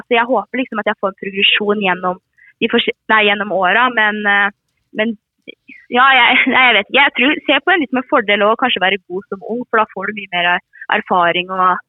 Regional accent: Aremark, Østfold, Norway; jeg er jo født og oppvokst i Armark

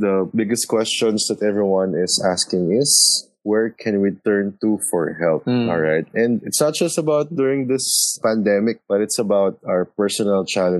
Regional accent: Manila, Metro Manila, Philippines; We are from Manila, Philippines.

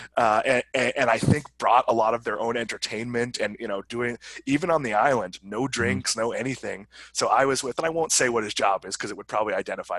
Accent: Swampscott, Massachusetts, United States; I'm from Swampscott

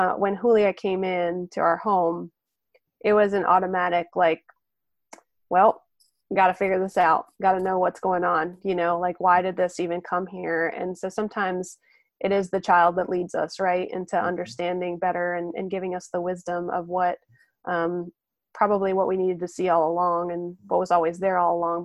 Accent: the North, United States; moved away; I'm originally from the North.

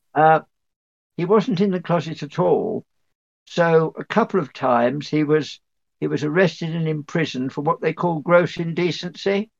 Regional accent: North Dorset, South West England, United Kingdom; North, North Dorset

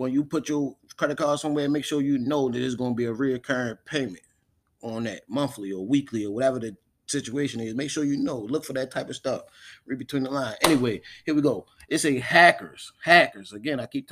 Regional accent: Baltimore, Maryland, United States; also born or lived in Charles County, Maryland; Shout out to my hometown

